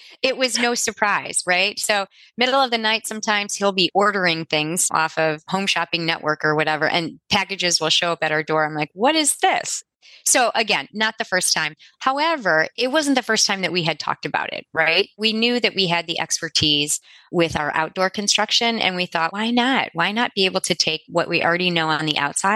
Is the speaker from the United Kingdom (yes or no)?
no; Midwest, United States; also born or lived in Cincinnati, Ohio; we are from the Midwest. We live in Cincinnati, Ohio.